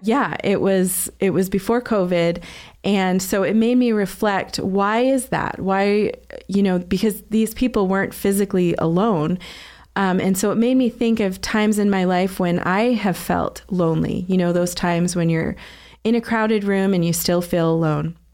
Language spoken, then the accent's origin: English; Southern New Hampshire, United States; also born or lived in Boston, Massachusetts; now in Utah, United States; I was born in Boston and raised in Southern New Hampshire. I don't think I have a Boston accent, really